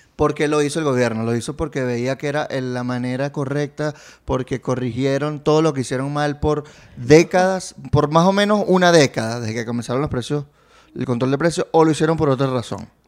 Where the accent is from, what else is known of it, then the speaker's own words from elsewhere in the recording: Barquisimeto, Lara, Venezuela; now in Caracas, Venezuela; Yo soy de Barquisimeto